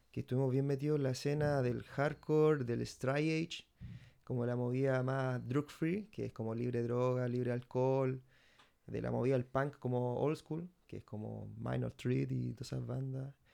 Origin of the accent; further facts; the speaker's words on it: Santiago, Santiago Metropolitan Region, Chile; eh, soy de Santiago